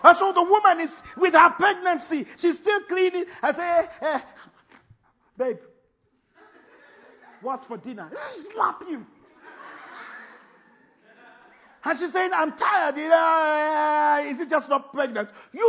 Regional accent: United Kingdom; Oh, frog. Sorry, see? That's why I'm British.

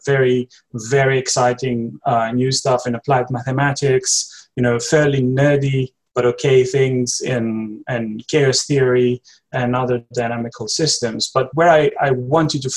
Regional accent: Greece; moved away as an adult; now in London, United Kingdom; I'm from Greece originally. I've been living in London for the last 5 years now.

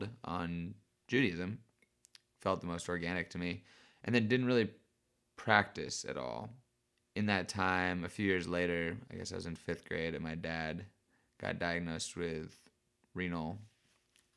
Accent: Berkeley, California, United States; I was raised in South Berkeley, right by the Oakland border, where I now make hats and help to take care of my dad.

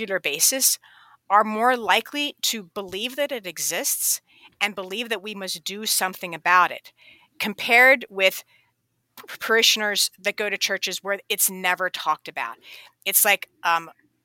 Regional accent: Pennsylvania, United States; I grew up in Pennsylvania, and I traipsed through the woods and the creeks and the rivers of Pennsylvania all growing up

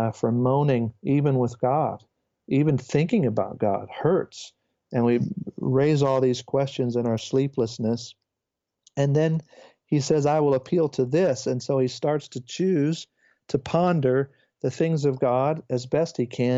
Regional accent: United States; as an American

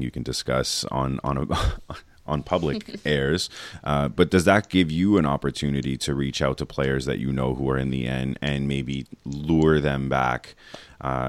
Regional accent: Canada; we're Canadian

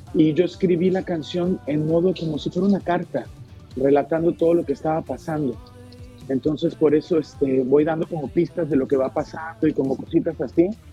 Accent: Mexico; moved away as an adult; now in Denmark; cuando me fui de México me di cuenta lo grande que era México

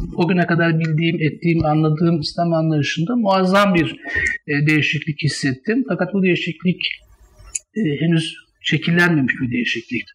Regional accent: Istanbul, Turkey; 1959 İstanbul Fatih'te e, doğdum

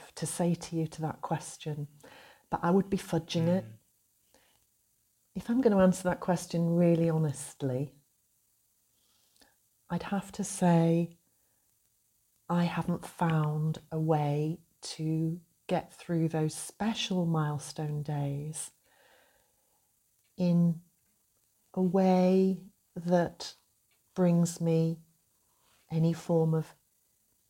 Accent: North Wales, United Kingdom; moved away as an adult; I grew up here in North Wales

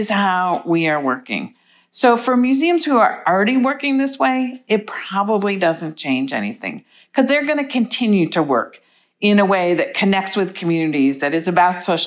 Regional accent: United States; I am an ICOM member and I'm from the United States

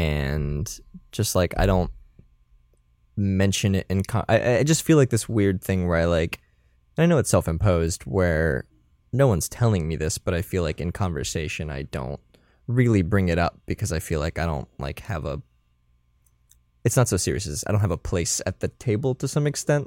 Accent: Florida, United States; I'm from Florida

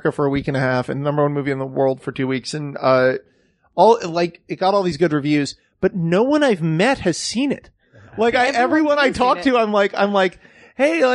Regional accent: California, United States; I grew up in California

